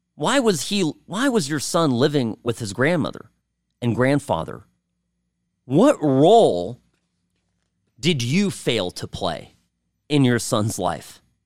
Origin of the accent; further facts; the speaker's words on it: California, United States; I grew up in California